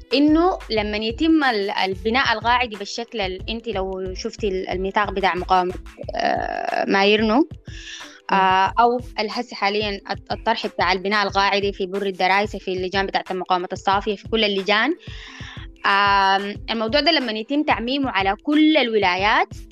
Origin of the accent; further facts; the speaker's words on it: Sudan; إحنا كمجتمع سوداني